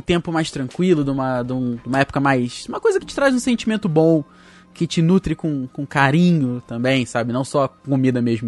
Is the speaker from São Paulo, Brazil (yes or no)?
no; Guapimirim, Rio de Janeiro, Brazil; A gente morava em Guapimirim na época